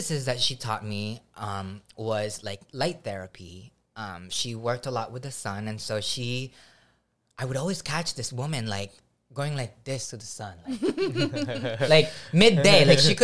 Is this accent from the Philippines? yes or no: yes; Philippines; moved away; also born or lived in Hawaii; growing up in the Philippines